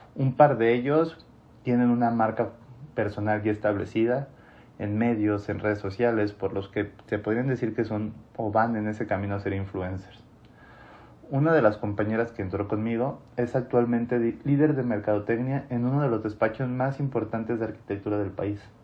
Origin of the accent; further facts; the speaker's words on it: Mexico; also born or lived in Mexico City / Monterrey; continué mi carrera en Ciudad de México, en donde me enfrenté con la realidad de la profesión, al menos en mi país